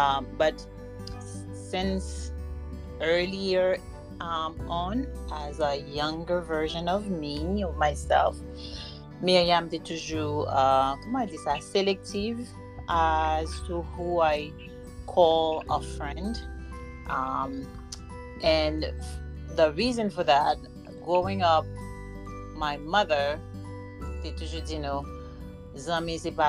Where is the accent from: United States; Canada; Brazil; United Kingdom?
United States; Florida; We have another episode, and I am recording from my hometown, Florida.